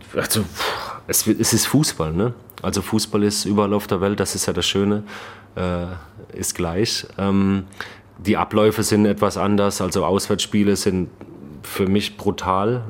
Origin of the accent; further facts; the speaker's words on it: Baden-Württemberg, Germany; accent: Baden-Württemberg dialect; moved away as an adult; also born or lived in Kiel; now in Chicago, United States; ich habe ja selbst äh, Probleme, Hochdeutsch zu sprechen. Ne? Ich komme aus Baden-Württemberg